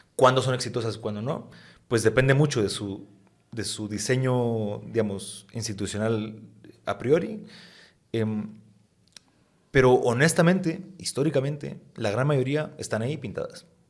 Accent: Guatemala; yo soy guatemalteco

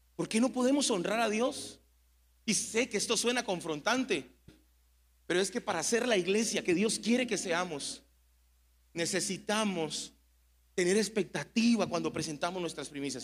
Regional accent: Mexico

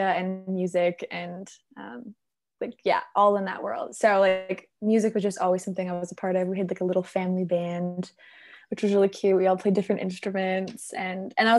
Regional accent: Saskatoon, Saskatchewan, Canada; moved away as an adult; now in Vancouver, Canada; I grew up in the prairies

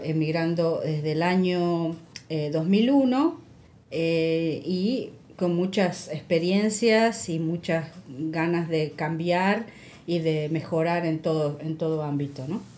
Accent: Buenos Aires, Argentina; moved away as an adult; now in Canada; vengo de Argentina, Buenos Aires, Argentina

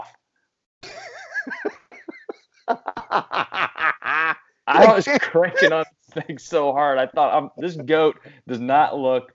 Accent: Kansas, United States; I grew up in Kansas. I had cows growing up

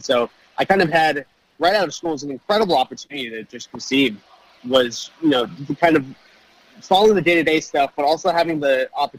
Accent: Brookline, Massachusetts, United States; I grew up in Brookline, Massachusetts, which is kind of the first suburb right outside of Boston. And, you know, because I grew up in Boston, you know, I was born in 1995.

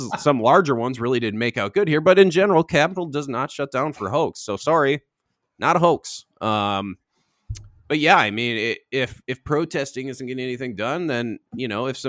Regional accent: Twin Cities, Minnesota, United States; I love my hometown. I love the Twin Cities

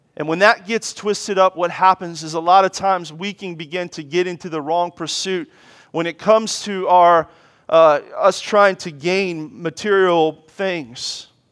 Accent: Washington, District of Columbia, United States; as a child, I grew up in Washington, D C

